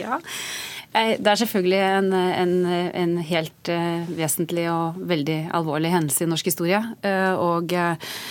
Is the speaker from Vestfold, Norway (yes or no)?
yes; Tønsberg, Vestfold, Norway; Jeg selv er født og oppvokst i Tønsberg